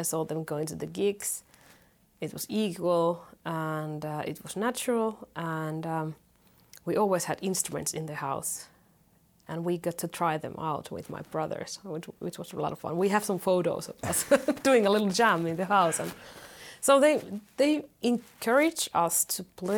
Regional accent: Finland; born or raised there

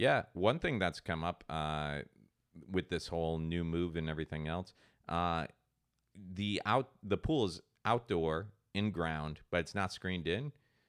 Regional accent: Ireland; I'm Irish. And I don't

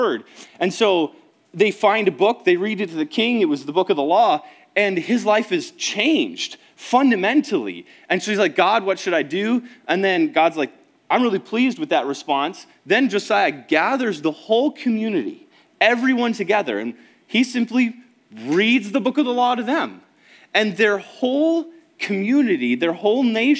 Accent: Woodbury, Minnesota, United States; also born or lived in Lakeland, Minnesota; I grew up in Woodbury

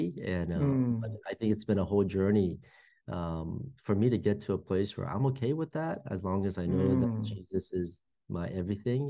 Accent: Fairfax, Virginia, United States; I grew up in the East Coast, grew up in Fairfax, Virginia, which is like the suburbs of Washington, D.C. in Northern

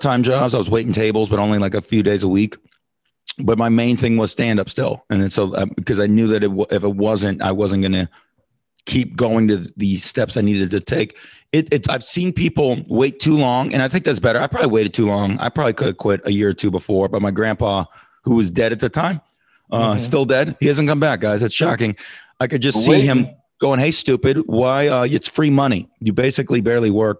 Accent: Las Vegas, Nevada, United States; I'm from Vegas

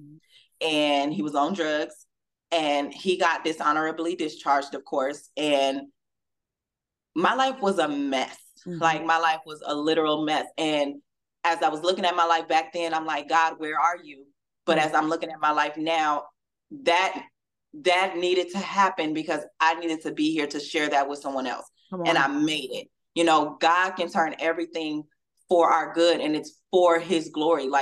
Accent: Southern California, United States; moved away as an adult; now in Louisville, United States; growing up in California

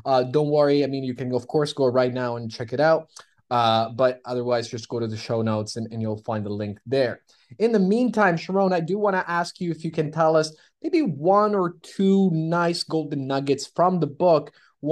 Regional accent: Toronto, Ontario, Canada; We're from Toronto

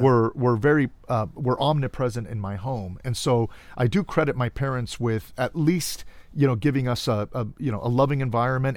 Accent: Cudahy, California, United States; now in Riverside County, United States; I was born and raised in Los Angeles. In fact, a small suburban city of L A County called Cudahy.

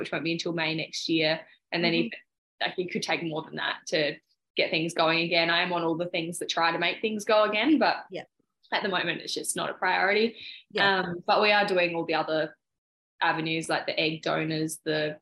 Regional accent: Adelaide, South Australia, Australia; I'm from Adelaide, so I had all my school friends and like my family here

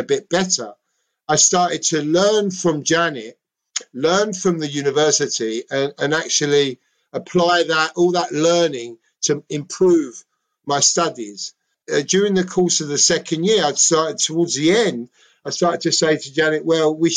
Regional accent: London, United Kingdom; accent: Cockney; I'm a Cockney, right? I'm Greek

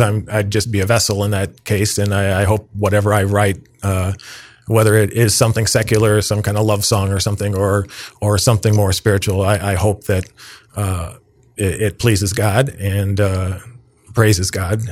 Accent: downstate Illinois, United States; my mother was a parish organist, uh, for forty years in my hometown in downstate Illinois

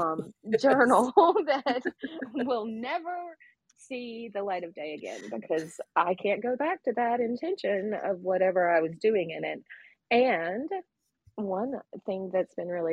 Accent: South Georgia, United States; a girl growing up in South Georgia

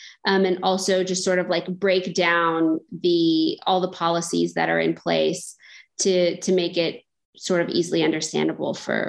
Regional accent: United States; moved away as an adult; now in Palestine; I am an American journalist. I've been living in Palestine, reporting here for the past 6 years.

